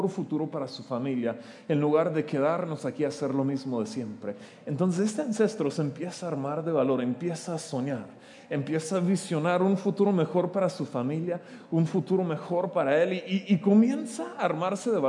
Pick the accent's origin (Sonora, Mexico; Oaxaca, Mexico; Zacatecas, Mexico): Oaxaca, Mexico; born there; Yo nací en Oaxaca, ¿cómo ven? casi nadie me cree cuando hago esto. Yo pudiera sacar mi IFE y comprobarles que yo nací en Oaxaca. Em, pero es curioso, estoy en mi tierra natal